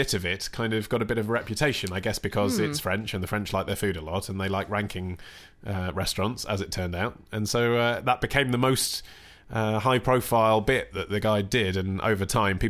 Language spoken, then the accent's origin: English; England, United Kingdom; because I'm English.